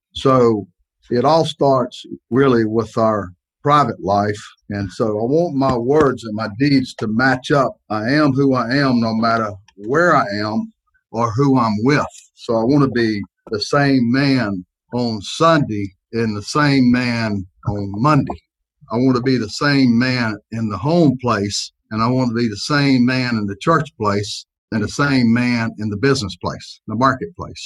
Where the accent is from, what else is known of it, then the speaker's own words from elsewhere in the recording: Greenwood, South Carolina, United States; moved away as an adult; also born or lived in South Florida; I grew up in Greenwood, South Carolina